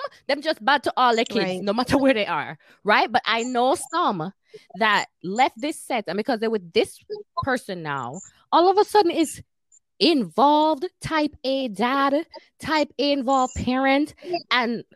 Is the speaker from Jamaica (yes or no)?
yes; Jamaica; I'm Jamaican